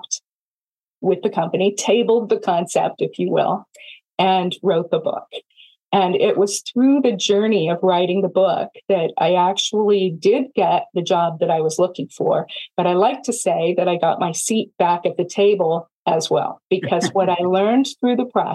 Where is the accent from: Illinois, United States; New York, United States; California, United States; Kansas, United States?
California, United States; Silicon Valley; also born or lived in Iowa; I'm from Silicon Valley and we start companies